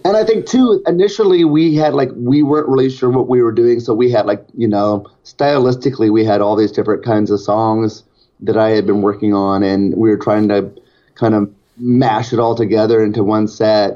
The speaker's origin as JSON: {"language": "English", "town": "Portland", "region": "Oregon", "country": "United States", "said": "I'm from Portland, Oregon"}